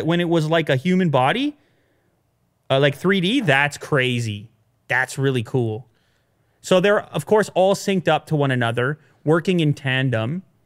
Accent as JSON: {"language": "English", "country": "Canada", "said": "being a Canadian"}